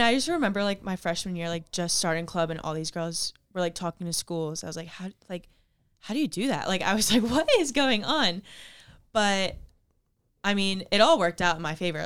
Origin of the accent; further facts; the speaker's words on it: Ocean City, New Jersey, United States; I grew up in Ocean City, New Jersey